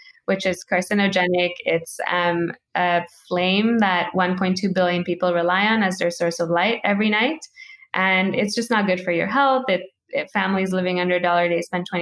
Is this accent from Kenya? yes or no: yes; Kenya; moved away; I grew up in Kenya